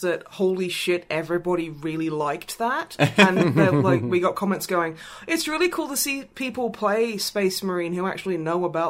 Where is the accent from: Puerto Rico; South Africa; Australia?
Australia; now in England, United Kingdom; as an Australian